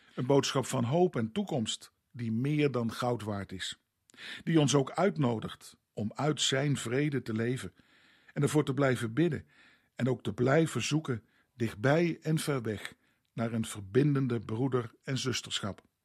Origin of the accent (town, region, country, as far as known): Netherlands